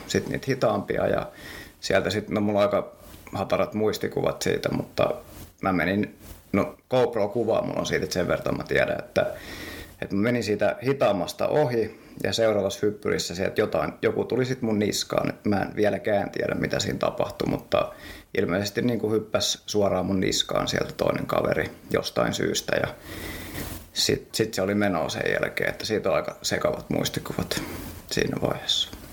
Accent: Helsinki, Uusimaa, Finland; Mä oon kotosin Helsingistä

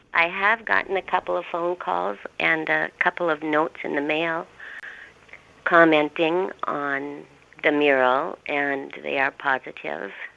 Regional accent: Kennedy, Minnesota, United States; moved away as an adult; also born or lived in Moorhead, Minnesota / California; now in Hallock, United States; I grew up in Kennedy, Minnesota, which is 10 miles

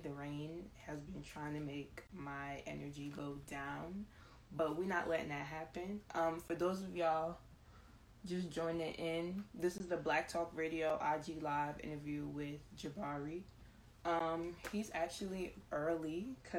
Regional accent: Jamaica; now in New Jersey, United States; I'm Jamaican

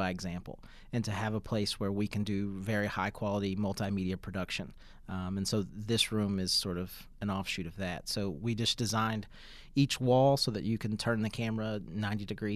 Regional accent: Pikeville, Kentucky, United States; Growing up in Pikeville

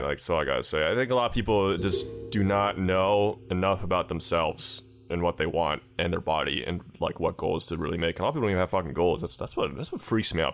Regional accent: United States; as an American

